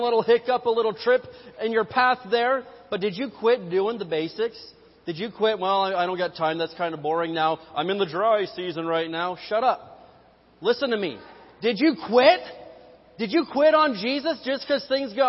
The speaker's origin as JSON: {"language": "English", "region": "Indiana", "country": "United States", "said": "I am from Hoosier Land, the great state of Indiana"}